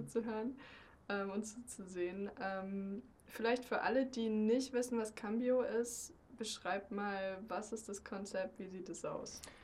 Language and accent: German; Germany; ich bin ja als Deutsche, ich kann kein Spanisch.